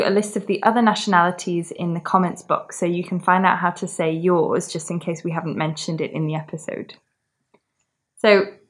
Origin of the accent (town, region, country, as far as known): England, United Kingdom